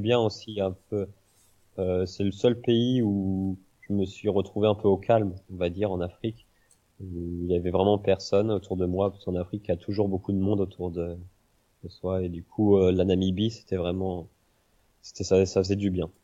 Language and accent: French; Rennes, Brittany, France; moved away as an adult; je suis parti de Bretagne, euh, de Rennes